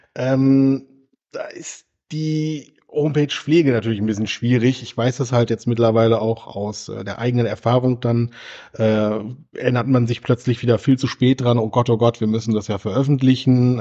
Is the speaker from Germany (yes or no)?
yes; Großheide, Lower Saxony, Germany; moved away; also born or lived in Wilhelmshaven; in meiner Heimat